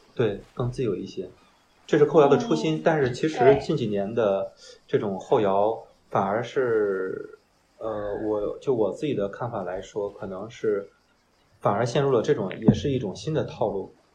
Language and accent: Chinese; Qingdao, Shandong, China; 我是青岛本地人